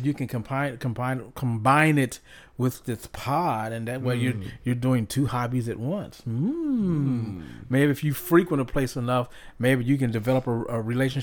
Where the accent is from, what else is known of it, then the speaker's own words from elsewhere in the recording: Cincinnati, Ohio, United States; I'm from Ohio. I'm from Cincinnati